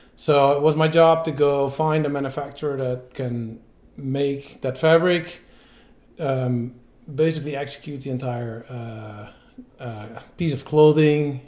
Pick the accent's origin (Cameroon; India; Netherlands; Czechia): Netherlands; moved away as an adult; also born or lived in Belgium / United States; I grew up in the Netherlands okay. and I moved to Belgium for work in 2004